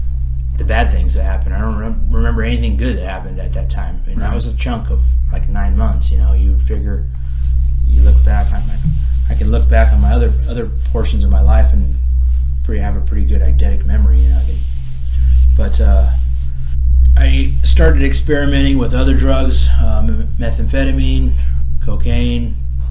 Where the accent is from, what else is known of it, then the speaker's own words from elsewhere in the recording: Orange County, Silverado Canyon, California, United States; I'm from Orange County, up in Silverado Canyon